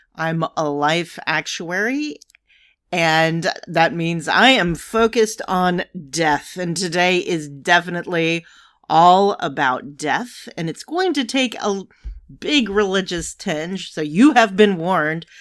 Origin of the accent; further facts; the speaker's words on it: New York City, New York, United States; being a New Yorker